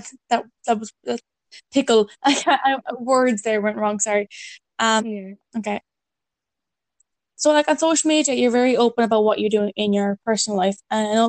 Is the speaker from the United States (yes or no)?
no; Ireland; I'm Irish, I'm from Ireland